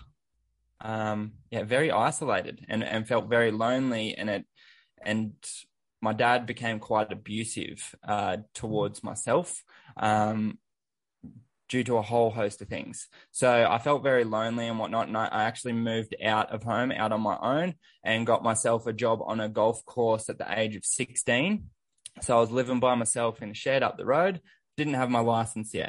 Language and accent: English; Sunshine Coast, Queensland, Australia; Growing up, I grew up on the Sunshine Coast